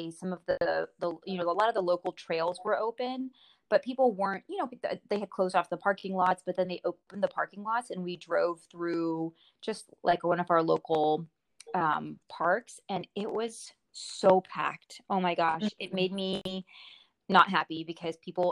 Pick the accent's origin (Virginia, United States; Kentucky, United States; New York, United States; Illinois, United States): Virginia, United States; Springfield; also born or lived in India; I grew up in Springfield, and like I told you in my email, we're very boring. Like, I ended up moving back to Springfield